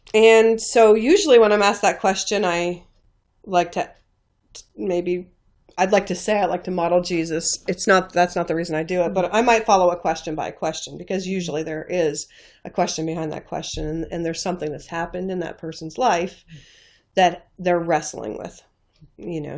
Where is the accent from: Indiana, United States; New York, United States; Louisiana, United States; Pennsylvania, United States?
New York, United States; northeast corner of New York State, United States; moved away; I grew up in the northeast corner of New York State in a very, very small town on the Canadian and Vermont borders